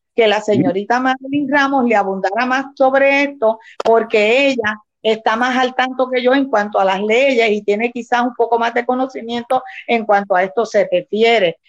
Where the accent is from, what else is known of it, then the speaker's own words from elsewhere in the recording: Rincón, Puerto Rico; Nacida y criada en mi pueblo de Rincón.